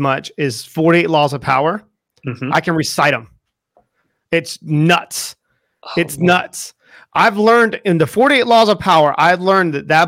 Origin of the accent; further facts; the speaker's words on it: United States; moved away as an adult; now in United Kingdom; I'm American